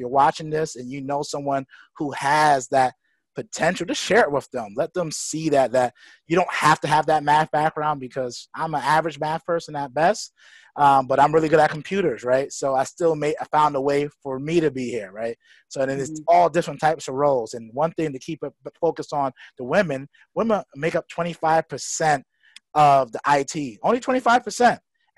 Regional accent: New York City, New York, United States; growing up in Bed-Stuy, Brooklyn, New York.

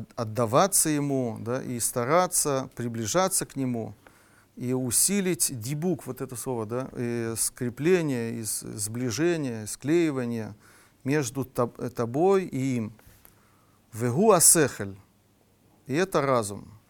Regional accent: Russia; мы из России

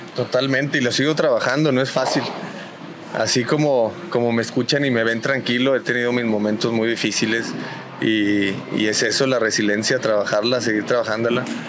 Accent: Mexico

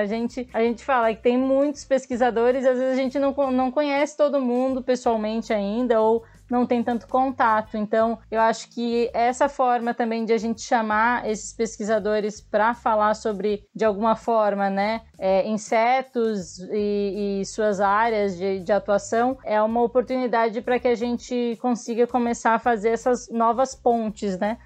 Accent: Imbituba, Santa Catarina, Brazil; moved away; also born or lived in São Paulo; Eu sou de Imbituba, eu sou de uma cidade vizinha de Tubarão

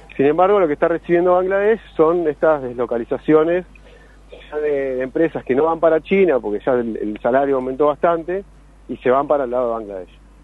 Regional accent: Argentina; yo soy de Argentina

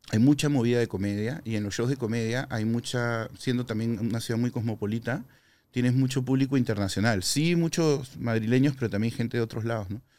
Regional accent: Peru; cuando no me creen que soy peruano, ¿no? A pesar de que soy rojo y blanco como la bandera del Perú

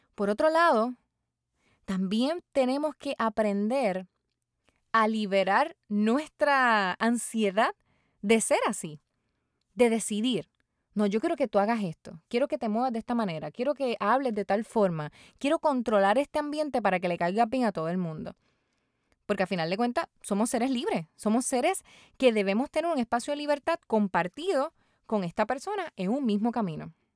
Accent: Puerto Rico; mi país, Puerto Rico

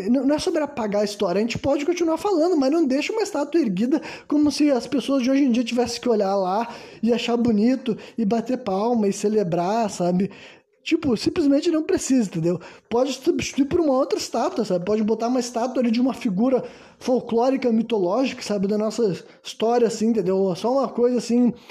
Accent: Brazil; also born or lived in Rio Grande do Sul

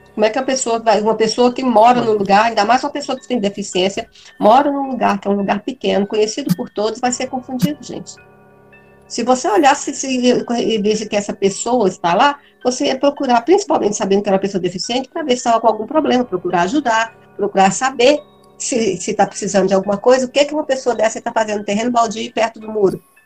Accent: Brazil; eu sou brasileira

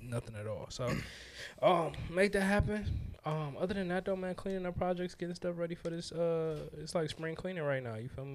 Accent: Detroit, Michigan, United States; I'm from Detroit

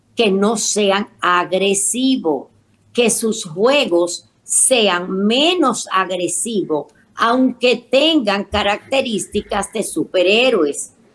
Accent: Dominican Republic; Mi tierra, República Dominicana

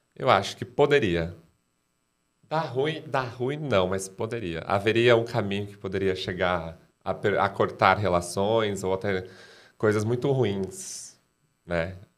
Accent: Cerquilho, São Paulo, Brazil; moved away; also born or lived in Piracicaba; nasci, morei lá, fiquei lá, estudei lá

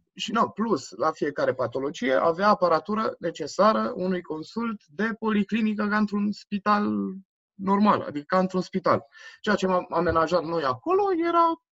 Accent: Brașov, Brașov County, Romania; also born or lived in Germany; sunt născut în Brașov, acum, acum 26 de ani. Da, toată, aproape toată viața mea am petrecut-o în Brașov

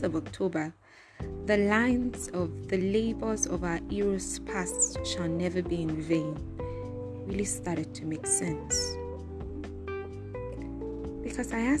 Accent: Nigeria; I'm Nigerian

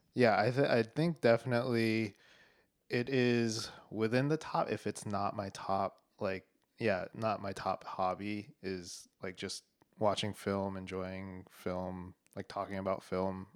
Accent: Denver, Colorado, United States; moved away as an adult; now in Boston, United States; I was born in Denver, Colorado

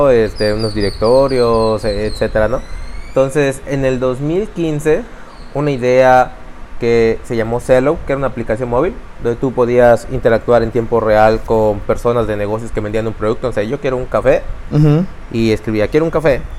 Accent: Mérida, Yucatán, Mexico; born there; Eh, pues tengo 35 años y nací aquí en Mérida, Yucatán.

